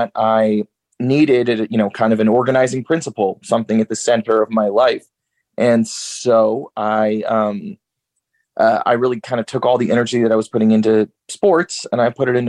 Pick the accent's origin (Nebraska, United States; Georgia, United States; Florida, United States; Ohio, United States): Georgia, United States; also born or lived in Newark, New Jersey; now in Nashville, United States; And then I finished growing up in Georgia